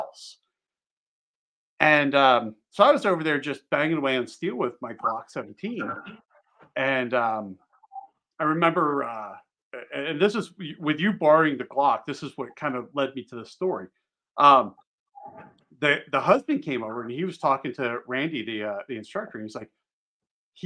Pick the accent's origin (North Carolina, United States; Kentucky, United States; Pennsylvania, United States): Pennsylvania, United States; moved away as an adult; also born or lived in Maryland; I grew up in Pennsylvania